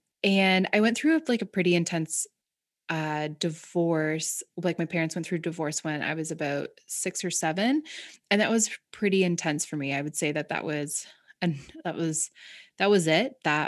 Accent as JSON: {"language": "English", "region": "Ontario", "country": "Canada", "tie": "born or raised there", "said": "But I grew up in Southern Ontario. And I grew up in, like, the country."}